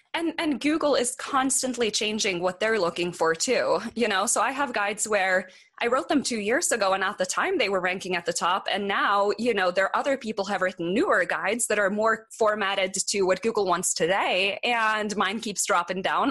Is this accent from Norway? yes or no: yes; Norway; moved away as an adult; now in Boulder, United States; I moved here from Norway. Um, the country, not like some small town